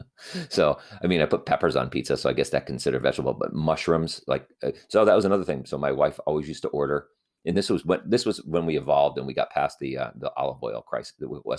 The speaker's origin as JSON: {"language": "English", "region": "Connecticut", "country": "United States", "tie": "born or raised there", "also_born_or_lived": "New Haven", "said": "obviously, because that's where I'm from, and that's where I am currently residing, is in Connecticut. And I grew up in Connecticut, and then I, you know, moved for college to the New Haven area."}